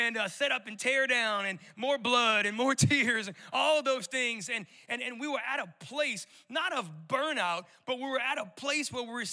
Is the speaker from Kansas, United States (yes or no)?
no; New Orleans, Louisiana, United States; moved away as an adult; also born or lived in Colorado; I'm born and raised in New Orleans, and so I still got a little bit of that residual accent